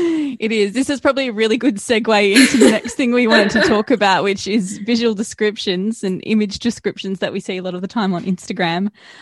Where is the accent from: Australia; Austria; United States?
Australia; Gold Coast, Queensland; now in Melbourne, Australia; I'm from the Gold Coast, yeah.